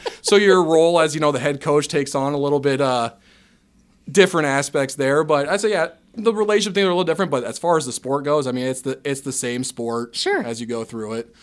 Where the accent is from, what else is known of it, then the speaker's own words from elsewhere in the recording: Dyersville, Iowa, United States; moved away as an adult; now in Ames, United States; I'm originally from Northeast Iowa over in Dyersville ended up in Ames via Iowa State